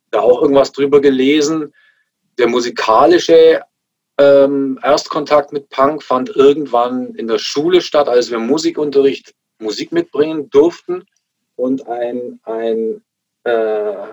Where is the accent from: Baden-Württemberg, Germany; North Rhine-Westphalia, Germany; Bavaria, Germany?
Bavaria, Germany; Augsburg; als ich irgendwelche bunten äh, Punker bei uns in Augsburg am Königsplatz gesehen habe.